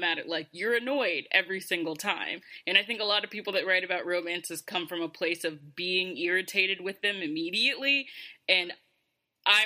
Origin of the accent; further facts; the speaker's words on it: Georgia, United States; moved away as an adult; now in New York, United States; I'm originally from Georgia, and I don't go back to Georgia for the most part